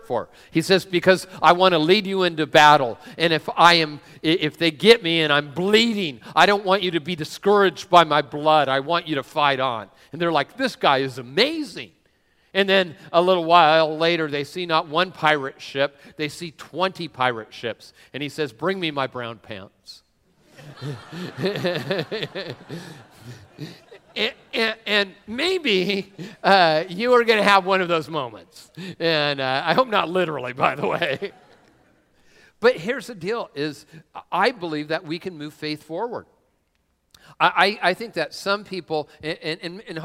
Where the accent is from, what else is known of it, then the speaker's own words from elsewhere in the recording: Washington, United States; also born or lived in San Diego; I'm from this area, which, well, I don't know if you can call Tacoma this area. No, but I am from this area